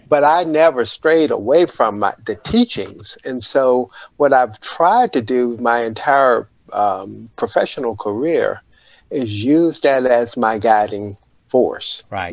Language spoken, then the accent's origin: English; Panama City, Florida, United States; I grew up in Panama City, Florida